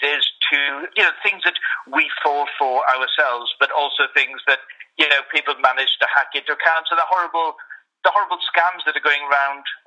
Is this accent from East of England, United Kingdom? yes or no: no; Wales, United Kingdom; now in London, United Kingdom; I'm originally from Wales. That's sort of my background, and been living in London for a while